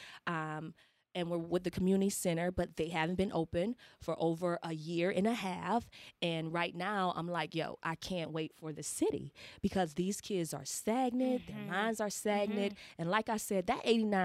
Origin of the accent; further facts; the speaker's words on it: Savannah, Georgia, United States; I'm from the South, and Savannah has changed.